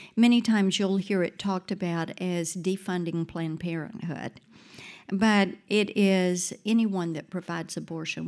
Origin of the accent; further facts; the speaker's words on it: South Mississippi, United States; now in Nashville, United States; I grew up in South Mississippi, grew up on a farm